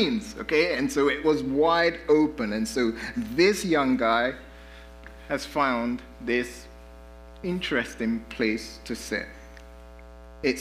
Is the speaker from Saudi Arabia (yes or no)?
no; London, United Kingdom; now in United States; I grew up in London, and we have the tube and the underground